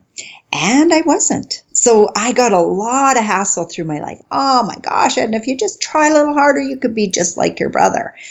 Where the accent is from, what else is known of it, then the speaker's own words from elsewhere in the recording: northern Saskatchewan, Canada; now in White City, Canada; I was born in Saskatchewan, not in White City, but in northern Saskatchewan